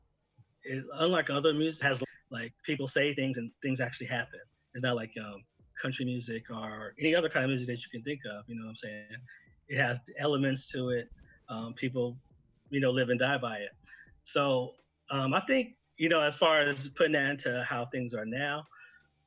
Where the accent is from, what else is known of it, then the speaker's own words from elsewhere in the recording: California, United States; moved away as an adult; also born or lived in Arizona; I'm actually from California, and then I moved to Arizona like right after graduation